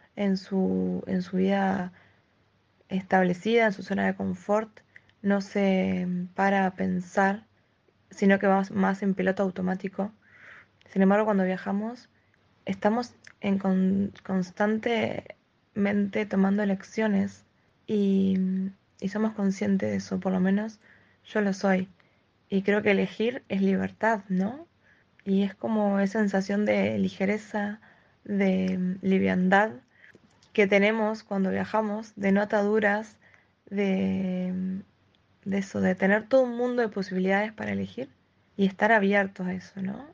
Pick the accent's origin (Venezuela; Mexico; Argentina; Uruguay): Uruguay; soy de Uruguay